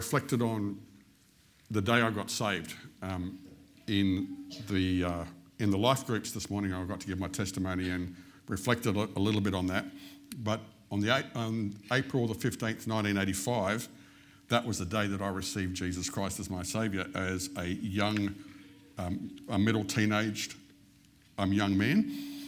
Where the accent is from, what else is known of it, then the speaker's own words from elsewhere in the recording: Western Australia, Australia; I was born in Western Australia.